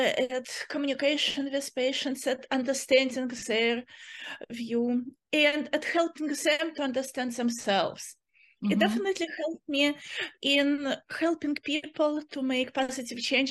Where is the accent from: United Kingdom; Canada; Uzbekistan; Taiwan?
Uzbekistan; moved away as an adult; also born or lived in Nevada; now in Chico, United States; I'm originally from Uzbekistan